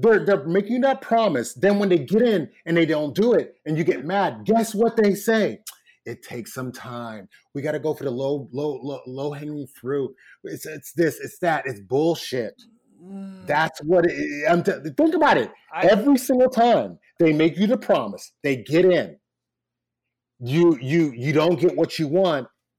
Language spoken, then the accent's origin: English; Nigeria; now in United States; Because I remember, I'm from Nigeria, and a part of my issue with Nigeria is I always said I'll invest in Nigeria when Nigeria invests in itself.